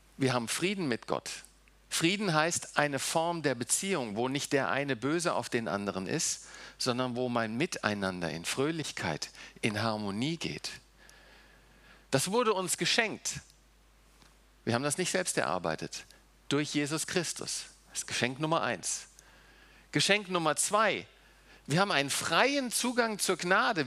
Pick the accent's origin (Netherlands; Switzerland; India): Netherlands; The Hague, South Holland; also born or lived in Germany; now in Seeheim-Jugenheim, Germany; Nun bin ich nicht in Deutschland aufgewachsen. Wir sind mit vier Jahren nach äh, Holland gegangen. Ich habe äh, in Den Haag gewohnt, war auf einer holländischen Schule, habe auch holländisch gelernt, habe holländisches Abitur.